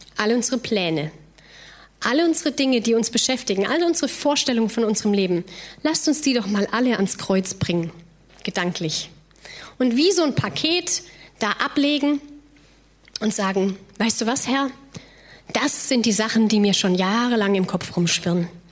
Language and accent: German; near the Loreley, Rhineland-Palatinate, Germany; Ich komme ursprünglich aus dem Rheinland